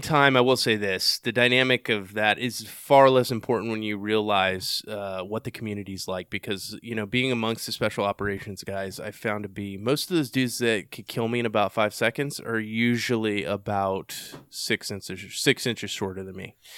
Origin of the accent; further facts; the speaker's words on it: Texas, United States; I'm from Texas